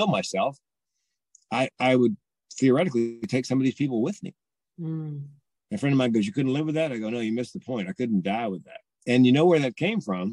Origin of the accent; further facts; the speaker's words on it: the South, United States; I'm from the South